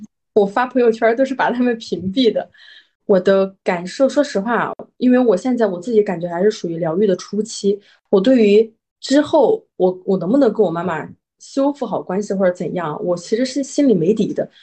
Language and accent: Chinese; Hunan, China; moved away as an adult; 我是，我是湖南人嘛。然后我们湖南的那个教育非常地严厉